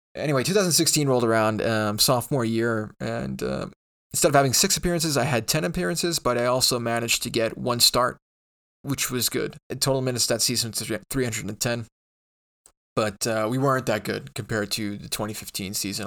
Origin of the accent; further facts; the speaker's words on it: New York, United States; born and raised in New York